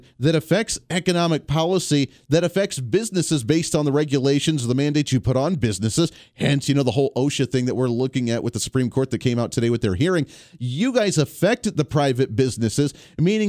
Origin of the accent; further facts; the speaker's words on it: Colorado, United States; I grew up in Colorado.